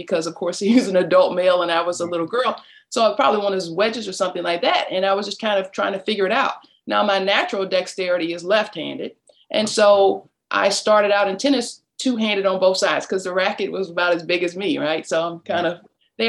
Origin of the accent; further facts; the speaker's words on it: Detroit, Michigan, United States; now in Atlanta, United States; I grew up in Detroit, Michigan, right in the middle of the city